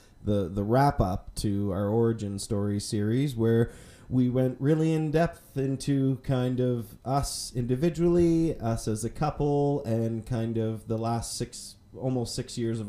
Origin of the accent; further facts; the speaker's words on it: Halifax, Nova Scotia, Canada; moved away as an adult; also born or lived in northern Manitoba; now in Calgary, Canada; I grew up in Halifax.